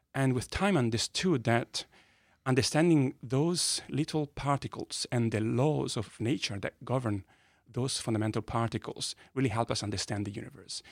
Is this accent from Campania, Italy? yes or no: no; Modena, Emilia-Romagna, Italy; accent: Italian; English is a second language; moved away as an adult; also born or lived in Bologna; I was born in a little town, uh, called Modena in north of Italy